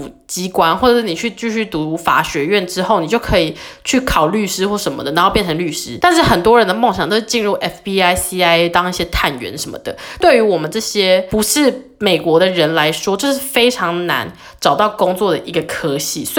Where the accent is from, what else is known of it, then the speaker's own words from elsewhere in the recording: Taiwan; moved away as an adult; now in United States; 我又是从小在就是台湾长大的人